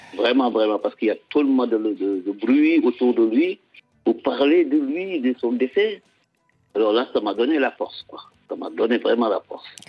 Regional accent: Casamance, Senegal; la Casamance, notre région

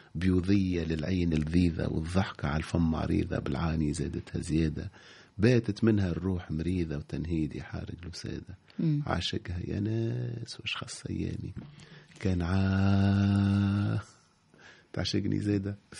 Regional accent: Tunisia; عشت في حومتي في بلادي نتكلم باللغه الدارجه

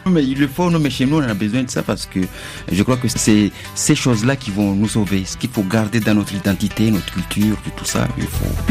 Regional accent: Mayotte; moved away; je suis parti, ça fait longtemps que j'ai quitté Mayotte

